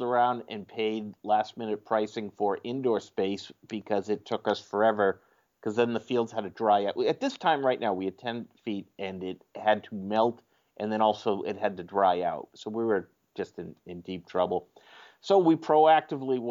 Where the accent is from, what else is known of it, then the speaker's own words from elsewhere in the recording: Sudbury, Massachusetts, United States; I grew up in the suburbs of Boston, a town called Sudbury, and I now live in the next town over from that.